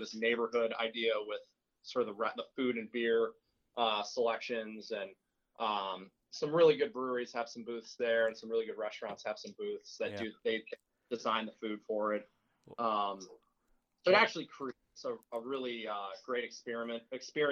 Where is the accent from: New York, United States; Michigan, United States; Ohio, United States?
Ohio, United States; Toledo; I grew up in Toledo, and Toledo is a really interesting town